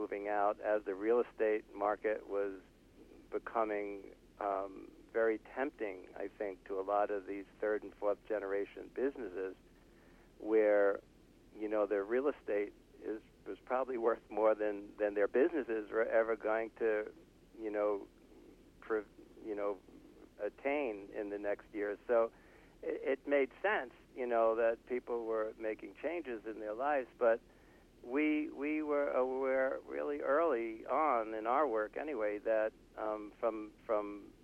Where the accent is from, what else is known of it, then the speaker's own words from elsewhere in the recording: New York City, New York, United States; moved away as an adult; now in Santa Fe, United States; we're from Brooklyn. We grew up in Brooklyn, so we're native New Yorkers, although we've lived in Santa Fe, New Mexico since the, 1980, the late 70s.